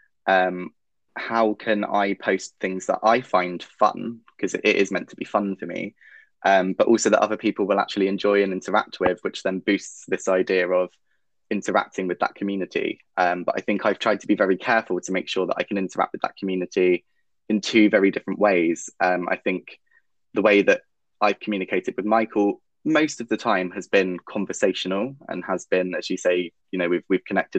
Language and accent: English; England, United Kingdom; I am 27 years old and I am from England